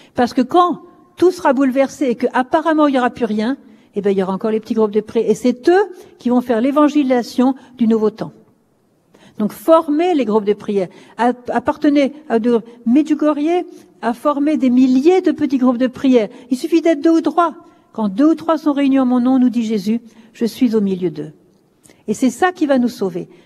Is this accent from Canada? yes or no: no; France; je suis française